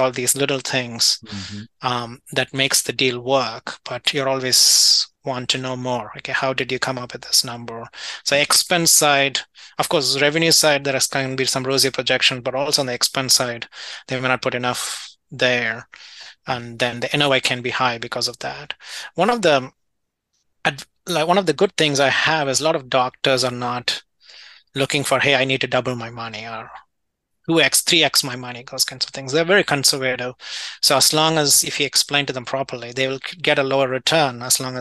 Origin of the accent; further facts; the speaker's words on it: India; moved away as an adult; also born or lived in London / Illinois / California; now in United States; I grew up in India